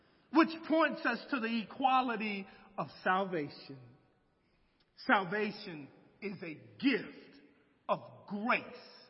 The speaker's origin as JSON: {"language": "English", "country": "United States", "tie": "born or raised there", "said": "as an American who grew up in a small town"}